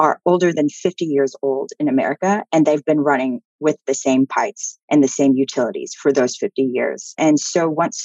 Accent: Texas, United States; also born or lived in Amsterdam; I'm from Texas

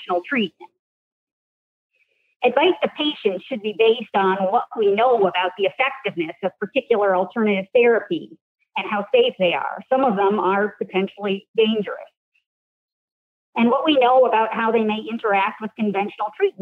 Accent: D.C., Maryland suburbs of Washington, United States; moved away; also born or lived in Maine; I grew up in the Maryland suburbs of Washington, D.C.

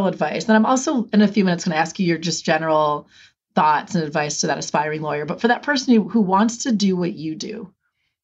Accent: Wisconsin, United States; I grew up in the Wisconsin area

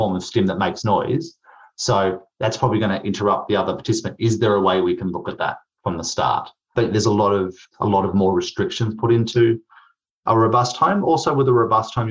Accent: Queensland, Australia; I'm from Queensland.

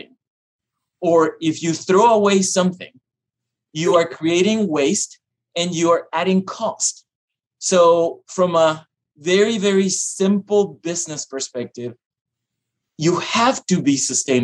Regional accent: Panama; moved away; also born or lived in Iowa; I am originally from Panama. So I'm a little ways from home

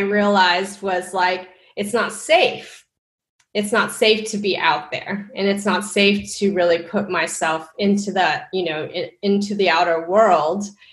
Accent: Texas, United States; I am Asian American, and I grew up in Texas, where there weren't a lot of Asian Americans

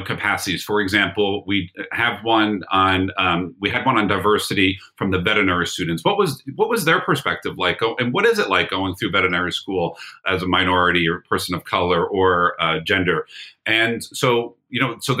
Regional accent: Brick, New Jersey, United States; my hometown in Brick, New Jersey.

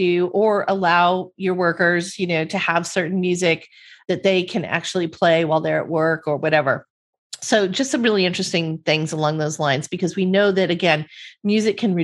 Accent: Southern California, United States; I grew up in Southern California and this is Beach Boys culture out here

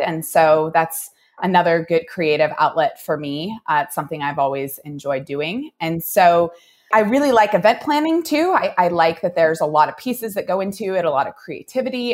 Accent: Oregon, United States; now in Reno, United States; I'm from Oregon

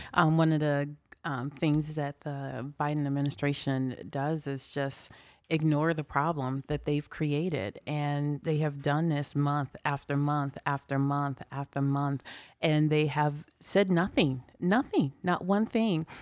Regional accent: Chicago, Illinois, United States; moved away as an adult; now in Des Moines, United States; I'm originally from Chicago, but I've lived in Des Moines for about thirty years.

